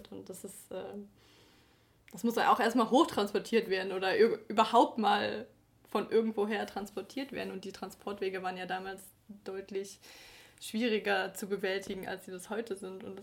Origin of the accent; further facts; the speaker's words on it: Stuttgart, Baden-Württemberg, Germany; natürlich so als Stuttgarter muss man ja schon mal am Birkenkopf gewesen sein.